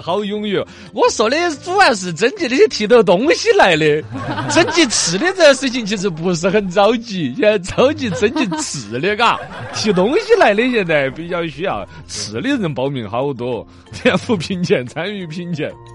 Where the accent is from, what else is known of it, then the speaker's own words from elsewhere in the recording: Xinjiang, China; 我们新疆这边